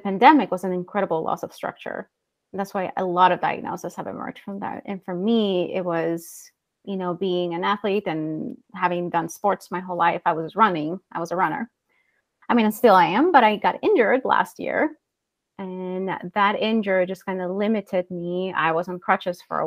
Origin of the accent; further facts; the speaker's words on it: El Salvador; moved away as an adult; now in Iowa, United States; I'm originally from El Salvador in Central America. So I was born and raised there.